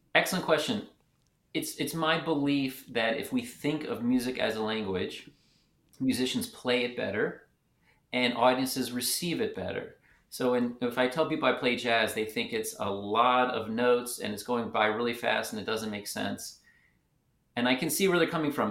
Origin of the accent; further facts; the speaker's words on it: Richmond, Virginia, United States; moved away as an adult; also born or lived in Philadelphia / Atlanta; now in Memphis, United States; I was born in Philadelphia. I grew up in Richmond, Virginia